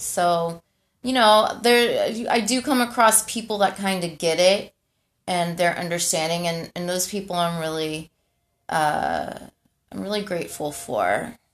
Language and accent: English; Houston, Texas, United States; moved away as an adult; also born or lived in California; So I was raised in Houston. I grew up in Houston